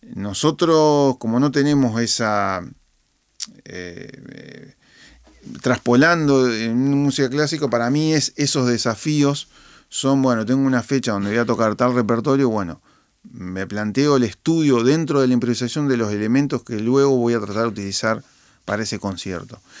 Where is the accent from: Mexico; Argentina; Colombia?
Argentina; also born or lived in Boston; mi esencia como, como, como argentino